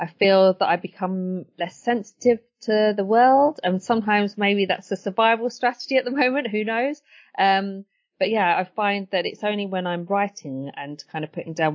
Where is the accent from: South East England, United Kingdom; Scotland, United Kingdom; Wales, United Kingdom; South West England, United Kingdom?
South East England, United Kingdom; Brighton; also born or lived in Edgware, London; Growing up in Edgware wasn't summer all the time. And then growing up in Brighton as well